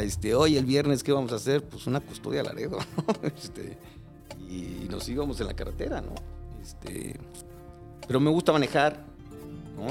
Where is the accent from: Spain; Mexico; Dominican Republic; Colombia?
Mexico; Mexico City; moved away as an adult; now in Cuernavaca, Mexico; crecí y nací en Iztapalapa, en frontera con Coyacán